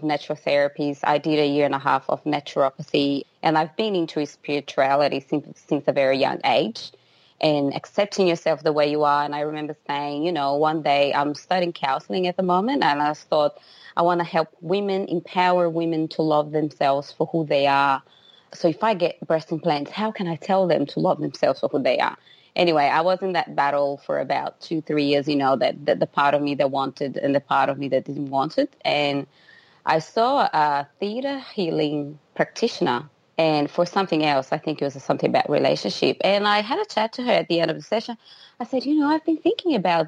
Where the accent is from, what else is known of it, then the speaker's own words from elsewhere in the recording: Brazil; now in Brisbane, Australia; Brazil, which is the country where I was born.